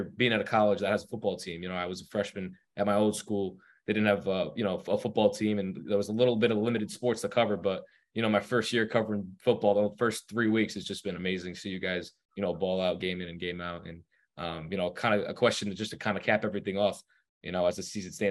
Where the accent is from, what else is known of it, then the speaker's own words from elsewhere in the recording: Johnston, United States; I have a studio back in my hometown in Johnston